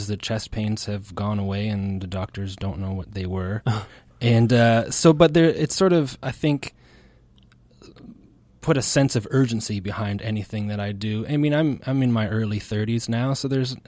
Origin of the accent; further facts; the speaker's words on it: Ontario, Canada; now in Nova Scotia, Canada; I was born in Ontario